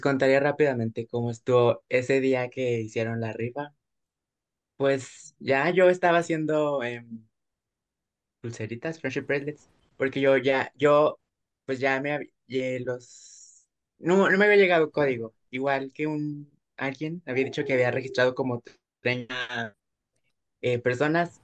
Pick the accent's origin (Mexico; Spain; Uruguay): Mexico; Durango; nosotros somos de Durango, entonces sí implicaba pues un transporte muy largo, porque pues sí estamos muy lejos de la Ciudad de México